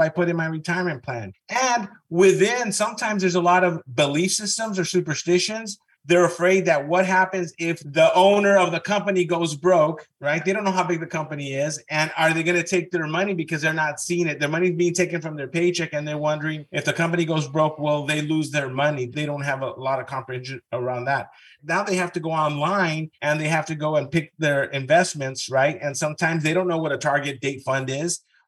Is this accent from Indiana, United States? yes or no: no; Southern California, United States; first language Spanish; English is a second language; I grew up in Southern California, Mexican parents, but I went to UCLA